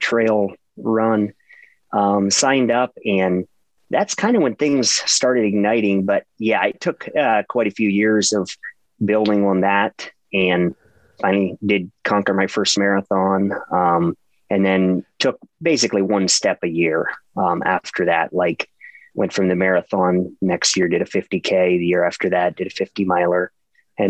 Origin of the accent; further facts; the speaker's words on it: Ohio, United States; born and raised in Ohio